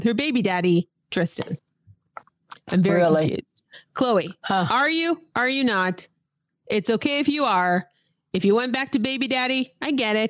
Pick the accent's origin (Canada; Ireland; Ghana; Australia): Canada; here in Canada. And because we're Canadian